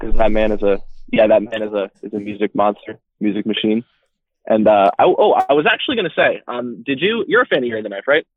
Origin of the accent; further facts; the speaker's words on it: Berks County, Pennsylvania, United States; I'm from Berks County, PA. That's where I currently live for about the next month or so